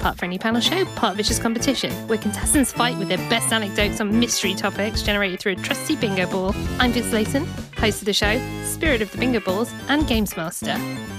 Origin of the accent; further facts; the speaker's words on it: Wales, United Kingdom; I have picked some of my most talented favourite people from my home country. So if my accent doesn't make sense, it's because I'm amongst my peers and my home people, and I sound completely different when I'm at home.